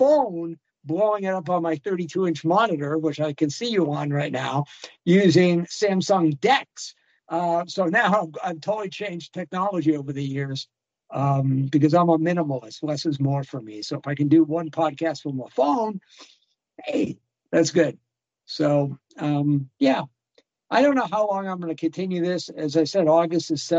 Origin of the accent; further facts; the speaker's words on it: the East, East Coast, United States; moved away; I'm a beast from the East, so I can talk a million miles an hour, and that's culturally normative where I come from